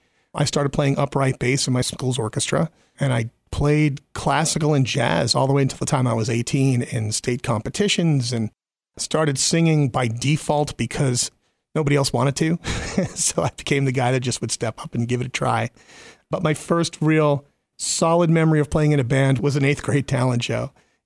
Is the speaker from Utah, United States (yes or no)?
no; New York, United States; moved away as an adult; also born or lived in Boston area; I'm originally from New York. I grew up in New York, but I've now lived here far longer than I lived there